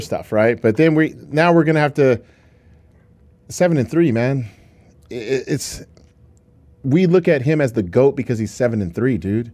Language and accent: English; Seattle, Washington, United States; growing up in Seattle, Washington.